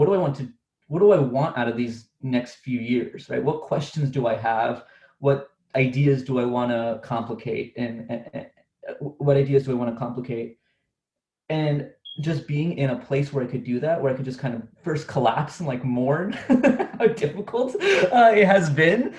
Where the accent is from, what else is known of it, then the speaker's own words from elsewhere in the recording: Orange County, California, United States; I'm from Orange County, California, and that's where I am right now.